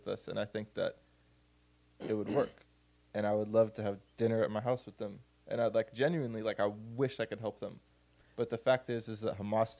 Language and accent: English; United States; as an American, like, you never hear shit like that because we don't live in a part of the world where that's, like, a reality.